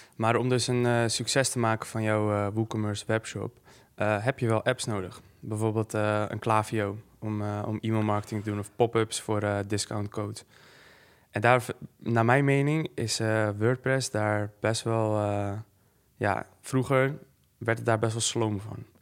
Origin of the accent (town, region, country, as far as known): Netherlands